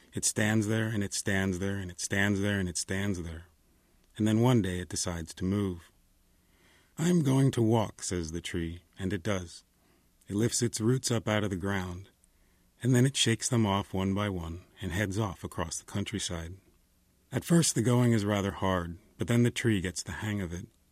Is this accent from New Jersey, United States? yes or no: yes; New Jersey, United States; now in Los Angeles, United States; I'm from New Jersey, but I've lived in Los Angeles a long time